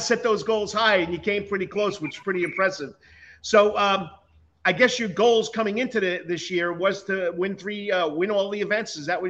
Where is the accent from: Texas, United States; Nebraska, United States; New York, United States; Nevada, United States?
New York, United States; now in Savannah, United States; I'm from New York. I lived there for most of my life